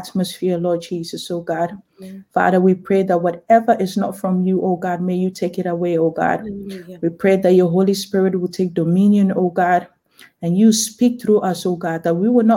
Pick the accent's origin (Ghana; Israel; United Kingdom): Ghana; now in Netherlands; I'm a Ghanaian young lady. I live in the Netherlands